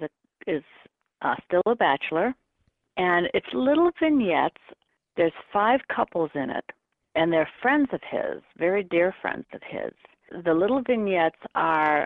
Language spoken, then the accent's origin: English; Ohio, United States; moved away as an adult; also born or lived in New York; I'm originally from Ohio, born to a mother who was a dancer